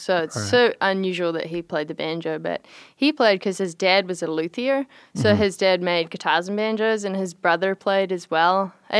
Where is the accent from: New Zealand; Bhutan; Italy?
New Zealand; moved away; I'm from New Zealand. I grew up there on the North Island